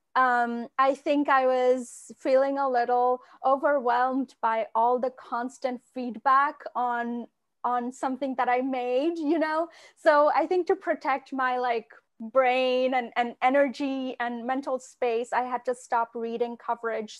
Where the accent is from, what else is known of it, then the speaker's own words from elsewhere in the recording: Kolkata, West Bengal, India; moved away as an adult; now in United States; the love of literature is, is so strong where I grew up in Kolkata